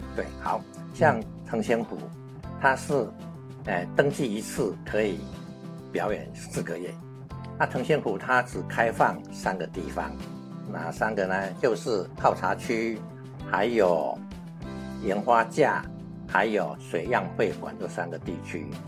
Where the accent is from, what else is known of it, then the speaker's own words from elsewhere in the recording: Chiayi, Taiwan; now in Kaohsiung, Taiwan; 我故乡在嘉义